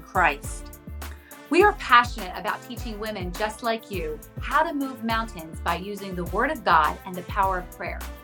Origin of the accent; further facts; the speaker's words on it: New Jersey, United States; We're from New Jersey